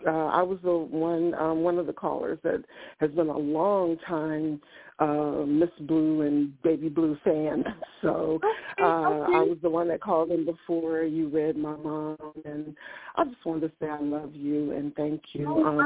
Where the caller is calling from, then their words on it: Ohio, United States; I am calling from Ohio.